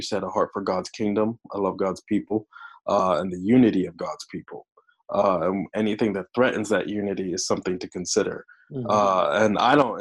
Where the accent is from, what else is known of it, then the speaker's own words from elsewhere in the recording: Washington, District of Columbia, United States; growing up in Washington, D.C.